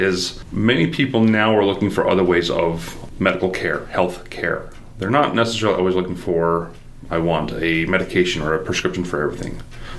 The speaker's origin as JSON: {"language": "English", "region": "Utah", "country": "United States", "tie": "born or raised there", "said": "So I am actually from Utah."}